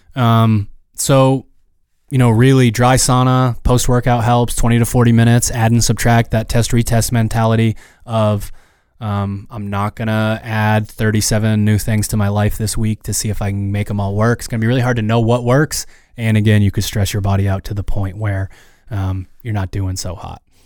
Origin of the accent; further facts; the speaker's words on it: Maine, United States; we're from Maine